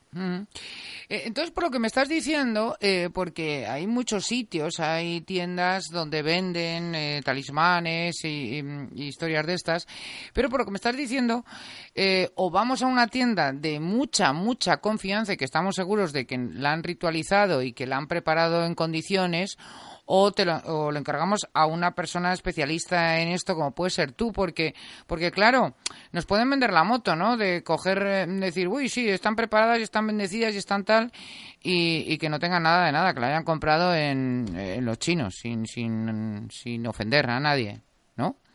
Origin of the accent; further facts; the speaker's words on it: Teruel, Aragon, Spain; moved away; also born or lived in Madrid; soy de Teruel